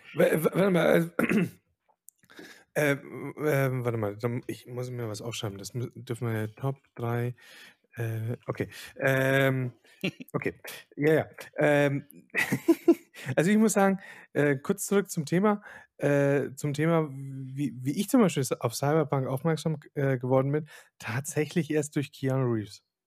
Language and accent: German; Silesian Voivodeship, Poland; moved away; ich bin ja selber Pole